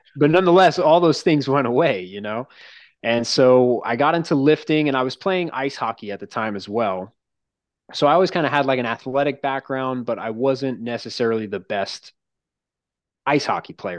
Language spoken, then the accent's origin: English; Long Island, New York, United States; I grew up on Long Island